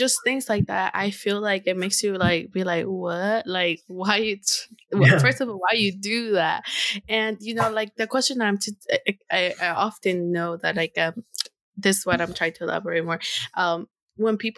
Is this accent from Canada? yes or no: no; Honduras; first language Spanish; English is a second language; moved away; I'm from Honduras